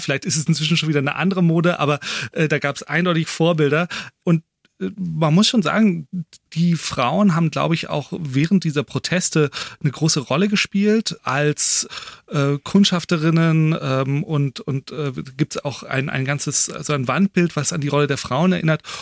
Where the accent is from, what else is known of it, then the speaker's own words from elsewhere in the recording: Germany; wir Deutschen